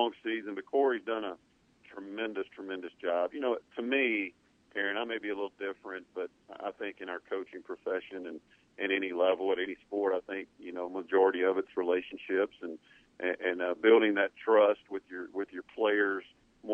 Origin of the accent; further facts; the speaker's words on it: East Mississippi, United States; I grew up in East Mississippi watching the Bear Bryant show